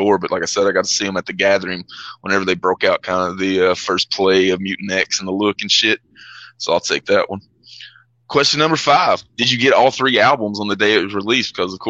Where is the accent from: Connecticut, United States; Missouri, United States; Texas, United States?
Missouri, United States; St. Louis; as an American in St. Louis